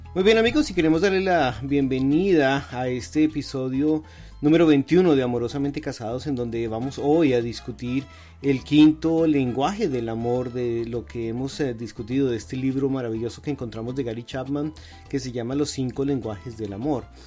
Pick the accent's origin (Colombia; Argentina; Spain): Colombia; moved away as an adult; now in United States; nosotros venimos de Colombia